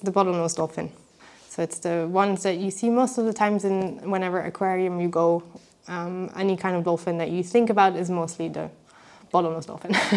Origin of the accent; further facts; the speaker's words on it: Belgium; in Belgium, I'm from Belgium